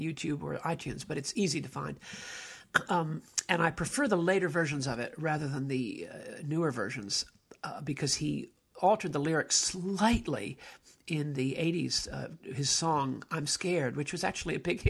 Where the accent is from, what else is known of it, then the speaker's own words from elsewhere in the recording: United States; as an American